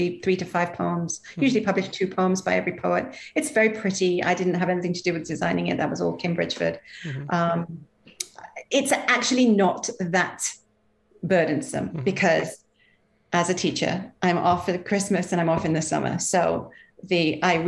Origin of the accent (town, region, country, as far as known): United Kingdom; accent: British; moved away as an adult; now in United States